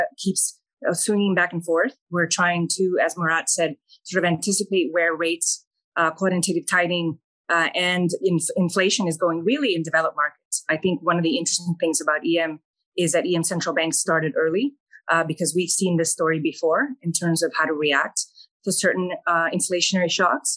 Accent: El Salvador; now in United States; I was born and raised in El Salvador

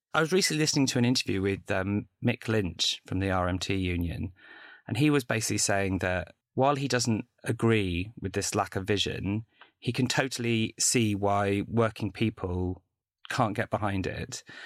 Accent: London, United Kingdom; I grew up in London

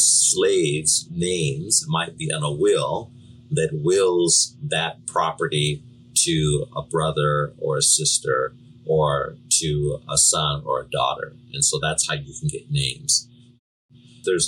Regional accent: Seattle, Washington, United States; I was born in Seattle

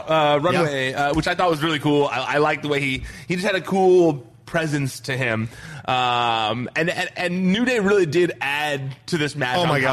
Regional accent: Orange County, California, United States; I grew up in Orange County, and I don't like it.

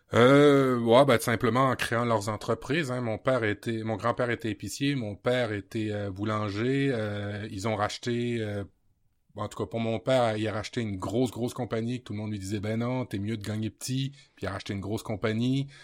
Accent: Normandy, France; je suis d'origine normande en France

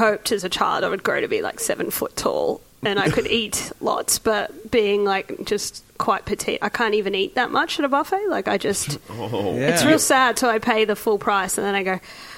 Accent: Brisbane, Queensland, Australia; moved away as an adult; now in Melbourne, Australia; since I moved to Melbourne because I'm from Brisbane

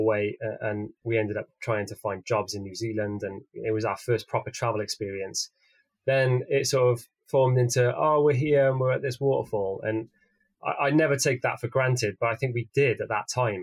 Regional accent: Wales, United Kingdom; growing up in Wales, it was great because, you know, we could surf down the coast

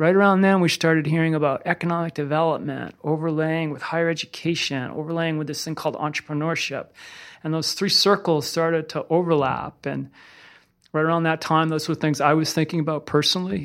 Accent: Littleton, Massachusetts, United States; now in Burlington, United States; I grew up in Littleton, Massachusetts, about thirty-five miles outside of Boston. I'm a mass hole through and through

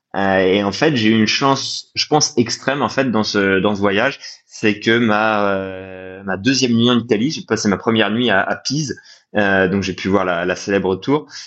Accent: Nancy, Grand Est, France; moi je viens de Nancy ce qui fait que dans l'est de la France

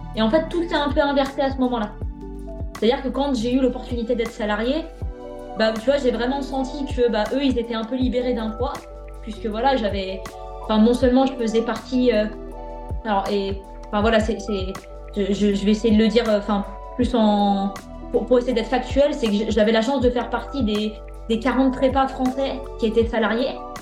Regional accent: Lyon region, Auvergne-Rhône-Alpes, France; moved away as an adult; also born or lived in Brittany; je suis sur la région lyonnaise. L'objectif, c'est d'y rester parce que bah, c'est ma région natale

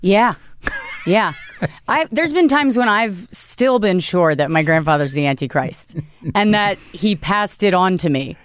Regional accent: Northern Virginia, United States; I grew up in Virginia

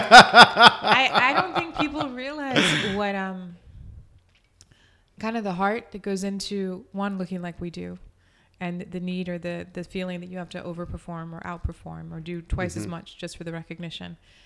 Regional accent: El Paso, Texas, United States; also born or lived in Austin; I didn't know I didn't look different until I got to Austin? And I grew up in El Paso, just like you.

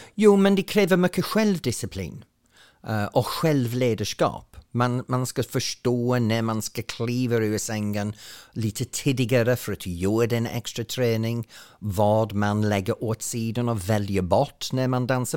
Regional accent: Ainsworth, North West England, United Kingdom; Swedish is a second language; now in Sweden; Det är en liten by som ligger ungefär en timme norr om Manchester uh, i Lancashire mellan två stora industriella städer men ändå så är det på landet. Och så växte jag upp

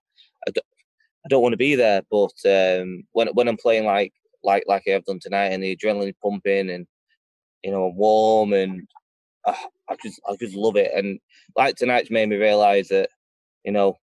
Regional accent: Stockport, North West England, United Kingdom; I'm from Stockport, we're bruisers

